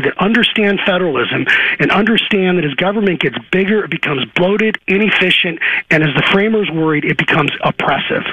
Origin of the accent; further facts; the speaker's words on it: Arizona, United States; I grew up here in Arizona